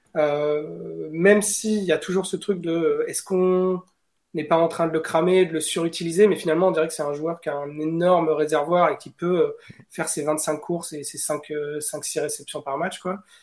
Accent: France; je viens de France

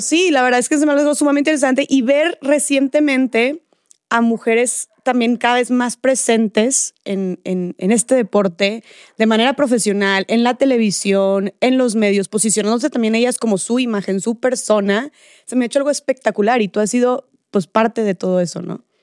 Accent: Monterrey, Nuevo León, Mexico; yo soy de Monterrey

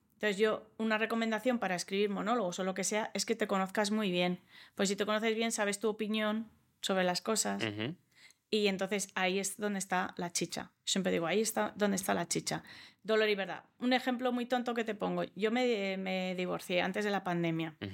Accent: Australia; first language English; Spanish is a second language; also born or lived in United States; now in Spain; yo como me crié en Australia y he vivido en Estados Unidos, hablo inglés antes que español. Yo aprendí español a los 10 años

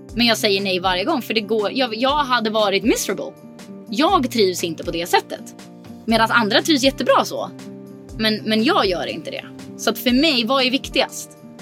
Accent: Sweden; moved away as an adult; now in Mallorca, Spain; har väl aldrig egentligen för det första känt mig hemma i Sverige

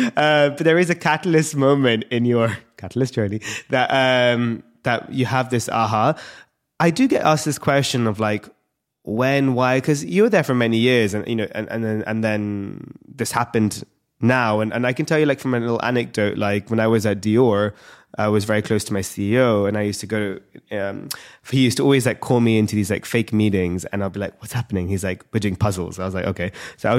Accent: London, United Kingdom; in London, UK, I was born and raised in London.

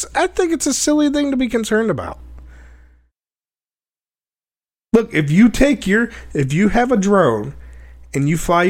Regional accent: United States; I'm an American

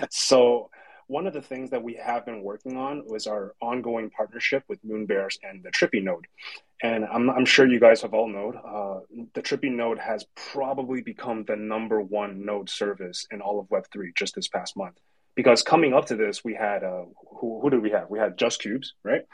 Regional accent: Canada; I'm from Canada

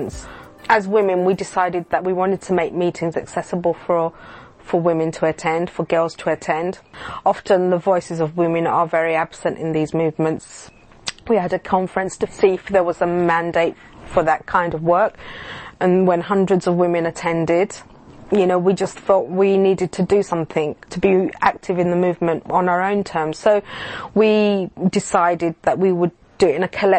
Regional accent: London, United Kingdom; Growing up in Globetown, in the East End, where I did, was never really a safe place

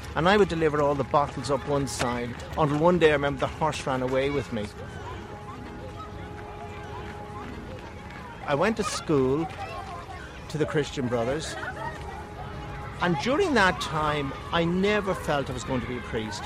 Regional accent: Bray, Leinster, Ireland; I was born in Bray in County Wicklow into a very traditional Catholic family

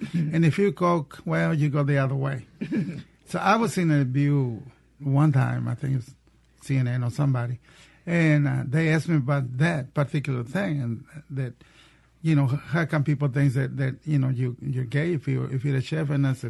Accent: Waco, Texas, United States; moved away as an adult; also born or lived in Monterrey, Mexico; now in Georgia, United States; I was born in Mexico, in Monterrey, which is another part of Mexico, right at the border with Texas. I grew up in Waco, Texas, mm-hmm. and I moved to Georgia in 1987 for 10 days.

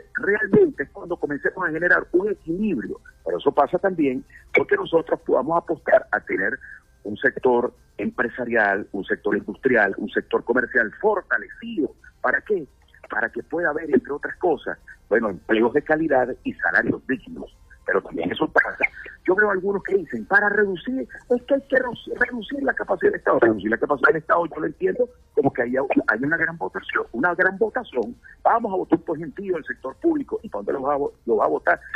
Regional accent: Anzoátegui, Venezuela; yo vengo de un Estado petrolero, yo soy del Estado Anzuate, en el pleno corazón de la faja petrolífera de del Orinoco

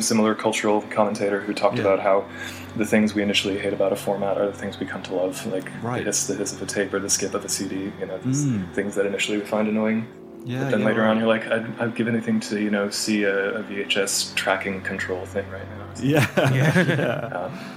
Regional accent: East Lansing, Michigan, United States; Mid-Michigan, East Lansing, Michigan.

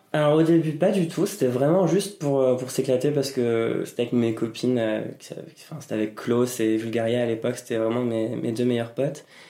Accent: Normandy, France; moved away as an adult; also born or lived in Caen / Texas; now in Paris, France; Je viens de Normandie

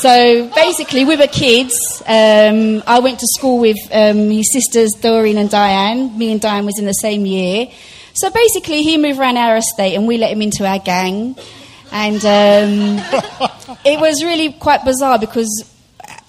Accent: London, United Kingdom; I grew up in Brixton

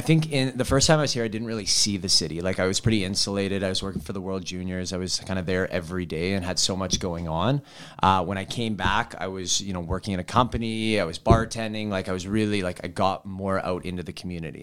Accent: Vancouver, British Columbia, Canada; now in Edmonton, Canada; I was actually born in Edmonton, though I grew up in Vancouver

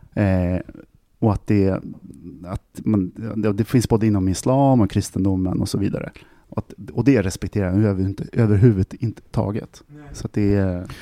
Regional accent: Sweden; jag är svensk

